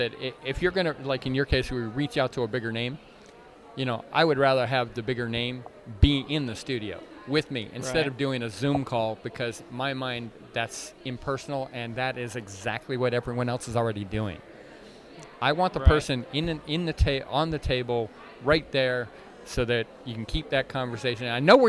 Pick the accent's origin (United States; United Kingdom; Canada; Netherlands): Canada; You know, I was raised in Canada.